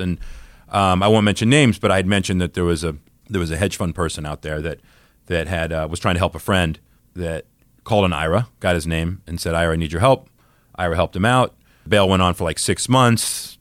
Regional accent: the South, United States; I grew up in the South, and my dad had an accent He was from Southern Georgia

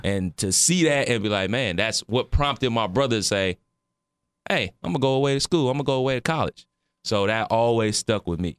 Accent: Cleveland, Ohio, United States; where I grew up in Cleveland

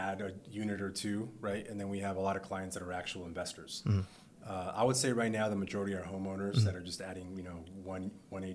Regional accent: Central California, United States; moved away as an adult; also born or lived in Mexico (parents' birthplace); now in San Diego, United States; born and raised in Central California, came out here to go to San Diego State to play football. So that was 20 years ago

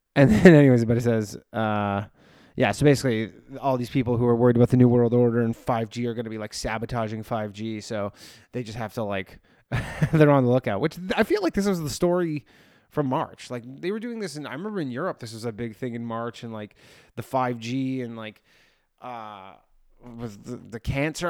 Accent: Canada; now in New York, United States; I grew up in Canada. I live in New York.

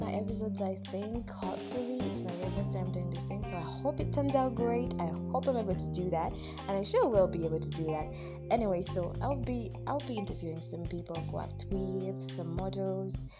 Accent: Kampala, Central Region, Uganda; I'm from Kampala, Uganda

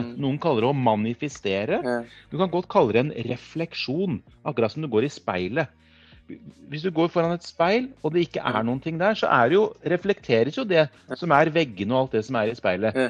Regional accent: Kongsberg, Buskerud, Norway; Jeg kommer fra Kongsberg

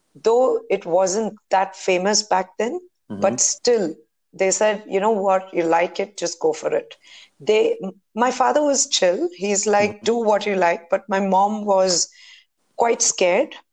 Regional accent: Bangalore, Karnataka, India; I'm born and brought up in Bangalore.

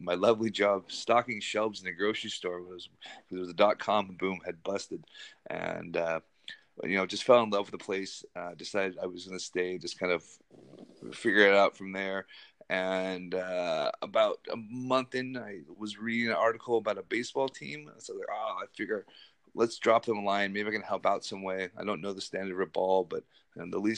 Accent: Seattle, Washington, United States; moved away as an adult; now in Scotland; I'm originally from the Seattle area

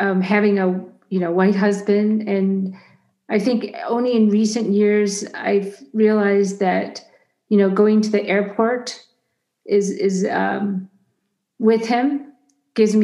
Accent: United States; first language Chinese; English is a second language; even though I was born in America, I spoke Chinese up until age 5, and you can't hear an accent

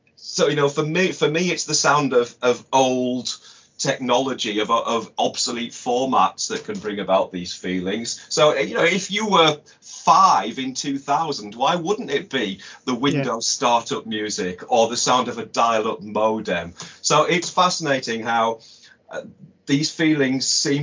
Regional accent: United Kingdom; as a British kid in the 70s

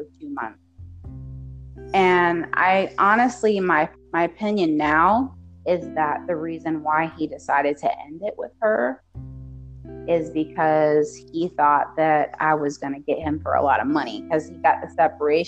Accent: United States; I'm American

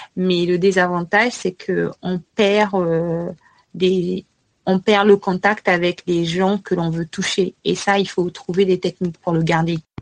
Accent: Republic of the Congo; moved away as an adult; also born or lived in Canada / United States; now in France; étudier à l'étranger en tant que Congolais

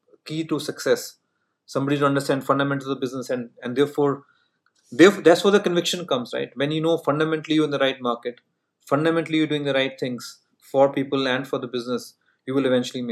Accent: Punjab, India; first language Punjabi; English is a second language; moved away as an adult; also born or lived in Bangalore, India / New York, United States; I came from Punjab where I used to speak only Punjabi, right? I'm like from heartland

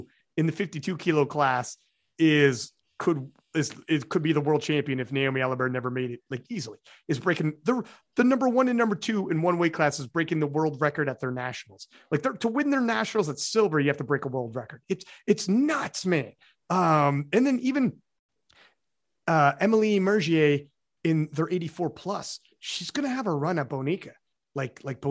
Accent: Canada

